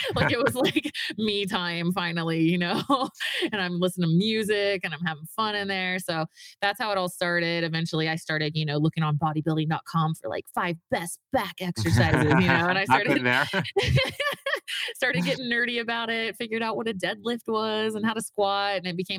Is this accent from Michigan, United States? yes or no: no; Virginia, United States; moved away as an adult; now in Utah, United States; I was raised in it. I grew up in Virginia, moved to Utah to go to the Mormon college, you know, got married at 20 years old